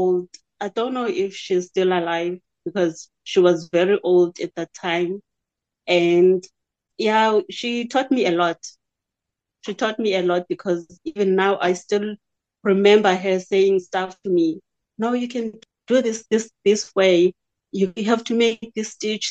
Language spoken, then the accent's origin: English; Libode, Eastern Cape, South Africa; also born or lived in Ngqeleni area (birthplace, Gombo); now in Cradock, South Africa; I've been there forever in Libode.